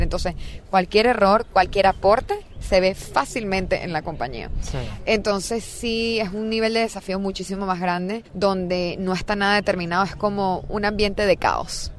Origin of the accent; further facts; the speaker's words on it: Venezuela; moved away as an adult; now in Silicon Valley, United States; Yo estaba en verdad muy contenta en mi país, este, estaba trabajando, o sea, tenía muy buenas oportunidades de negocio, empecé en Deloitte, o sea, haciendo consultoría en estrategia de operaciones, aprendiendo muchísimo, trabajando para empresas venezolanas